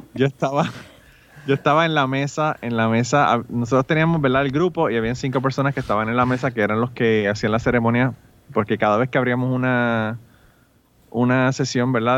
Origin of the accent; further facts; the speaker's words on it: Puerto Rico; yo soy de Puerto Rico.